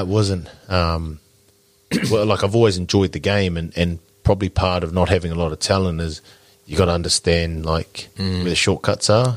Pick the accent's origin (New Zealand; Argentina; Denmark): New Zealand; Porirua, Wellington; moved away as an adult; now in Christchurch, New Zealand; I'm from from Wellington, mm. so I'm, my whānau's still there. We're both Porirua kids